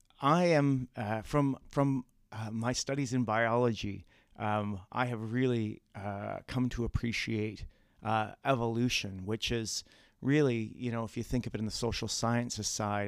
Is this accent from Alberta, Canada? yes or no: no; Bracebridge, Ontario, Canada; I'm from Bracebridge, a couple hundred kilometers northwest of here.